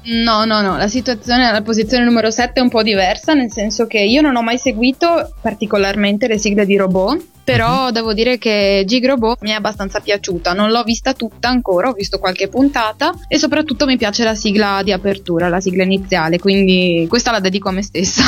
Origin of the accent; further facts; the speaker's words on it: San Donato di Piave, Veneto, Italy; moved away as an adult; now in Bologna, Italy; Io sono di San Donato di Piave, in provincia di Venezia.